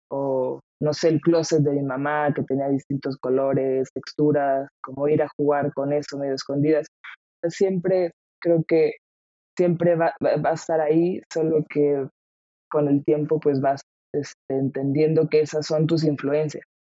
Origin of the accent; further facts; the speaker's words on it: Ciudad del Carmen, Campeche, Mexico; also born or lived in Veracruz / Puebla; now in Mexico City, Mexico; Pues vengo de, pues, vengo de la playa justo. Eh, eh, crecí en Ciudad del Carmen, Campeche, que es una isla que está en el sur del, país.